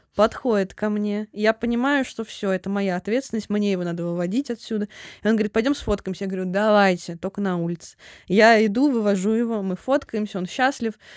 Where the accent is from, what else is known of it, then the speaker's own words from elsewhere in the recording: Voronezh, Voronezh Oblast, Russia; now in Moscow, Russia; я тоже из Воронежа.